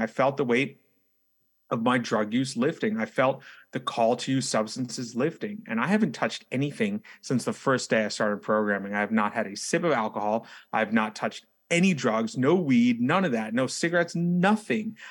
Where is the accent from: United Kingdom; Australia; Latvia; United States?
United States; New York City, New York; as a native New Yorker, someone who's born and raised in New York City and now resides in New York City